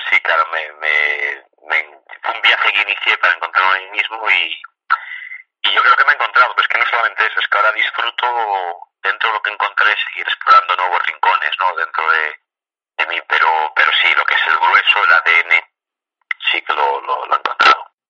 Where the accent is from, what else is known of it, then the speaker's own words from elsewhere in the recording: Vigo, Galicia, Spain; yo soy de Vigo y fuimos a Madrid